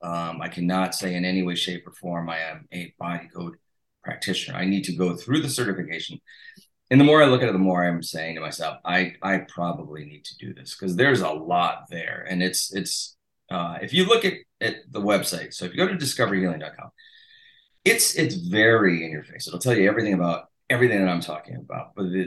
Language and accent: English; Massachusetts, United States; My hometown is literally it used to be incorporated into Rhode Island. So there's a big fight over.